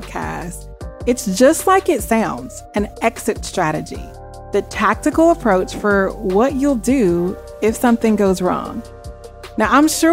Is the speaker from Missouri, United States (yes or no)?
yes; Springfield, Missouri, United States; moved away as an adult; also born or lived in Memphis, Tennessee; I was born and raised in Springfield, Missouri, to very strict parents